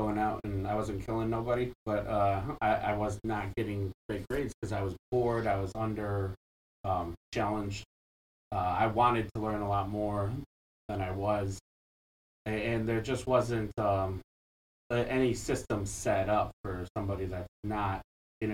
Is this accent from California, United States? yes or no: no; Bolingbrook, Illinois, United States; also born or lived in Chicago; I grew up in Chicago and the suburbs, Bolingbrook to be specific, came back to go to DePaul